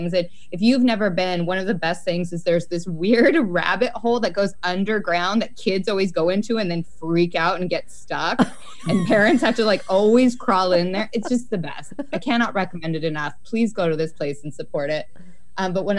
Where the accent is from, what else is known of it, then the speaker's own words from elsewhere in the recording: Salem, Oregon, United States; now in Portland, United States; I grew up in Salem, in South Salem, out in the country, which is near Enchanted Forest